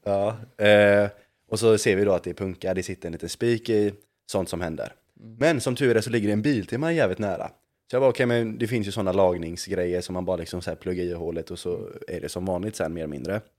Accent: Gothenburg, Västra Götaland, Sweden; jag är från Göteborg.

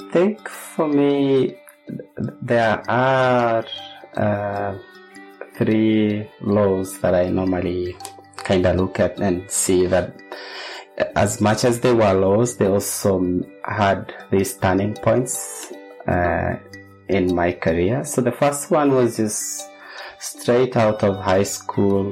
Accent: Kenya; moved away as an adult; also born or lived in Netherlands; now in Australia; I'm a Kenyan. I trained in primary secondary school in Kenya and my bachelor's was from Kenyatta University

